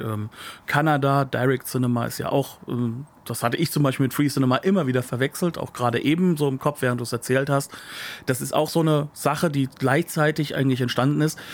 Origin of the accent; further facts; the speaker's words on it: Germany; als Deutscher